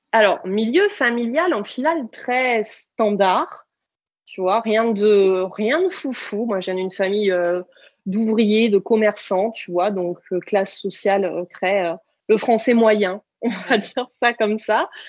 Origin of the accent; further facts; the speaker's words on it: small village in the Pyrenees, south-west France, France; also born or lived in Toulouse; je suis du sud-ouest de la France et quand j'ai eu du coup 17 ans, je suis venue faire mes études à Toulouse. Et je venais d'un petit village des Pyrénées de 120 euh, habitants